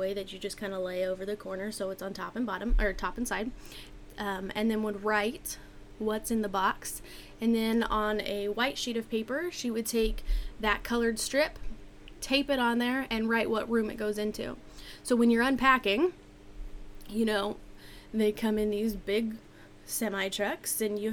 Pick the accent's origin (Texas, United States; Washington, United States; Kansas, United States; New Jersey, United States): Washington, United States; I grew up in Washington where it did get cold in the winter